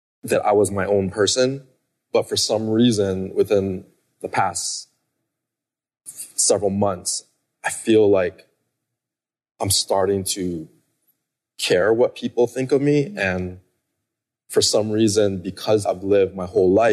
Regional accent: Hawaii, United States; I grew up in Hawaii

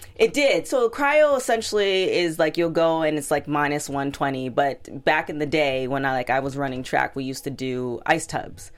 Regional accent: Toronto, Ontario, Canada; I'm from Toronto

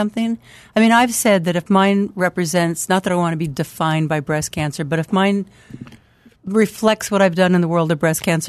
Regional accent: Sacramento, California, United States; I'm from Sacramento, but I live

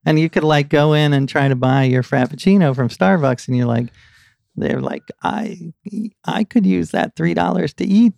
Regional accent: New York City, New York, United States; I grew up here in New York City

